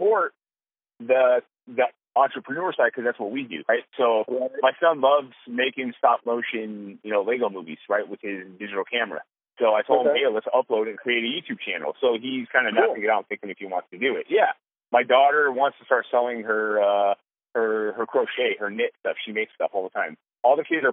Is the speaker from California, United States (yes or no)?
yes; California, United States; moved away; we're from California. We have a ton of family and friends in California.